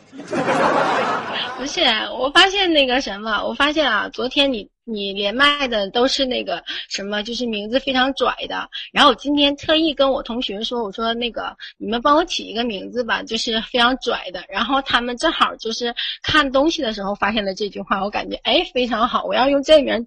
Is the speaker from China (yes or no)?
yes; Fuxin, Liaoning, China; now in Shenyang, China; 我是来自阜新的，然后我在沈阳上学